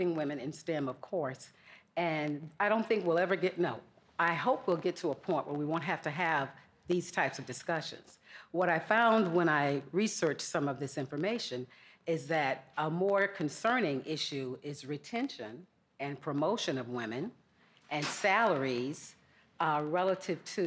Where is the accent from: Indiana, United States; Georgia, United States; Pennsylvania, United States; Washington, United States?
Georgia, United States; accent: Southern; I grew up in Georgia, if you haven't picked up on my Southern accent